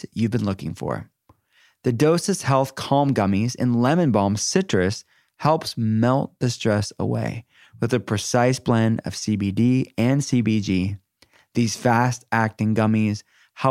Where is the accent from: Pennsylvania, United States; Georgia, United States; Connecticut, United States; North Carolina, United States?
Pennsylvania, United States; Pittsburgh; I'm from Pittsburgh, so it's it's just where Heinz is based